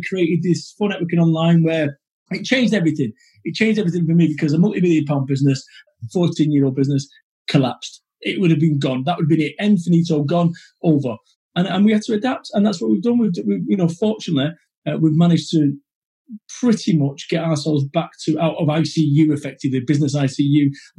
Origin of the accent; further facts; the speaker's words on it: Manchester, North West England, United Kingdom; I'm from Manchester